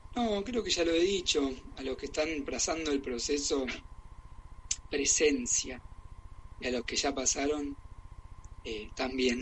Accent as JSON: {"language": "Spanish", "country": "Argentina", "also_born_or_lived": "Germany", "moved": "yes", "lives_now": "Barcelona, Spain", "said": "soy argentino"}